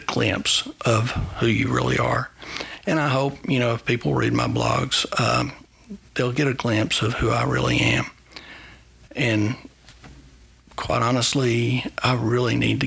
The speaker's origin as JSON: {"language": "English", "country": "United States", "said": "as an American"}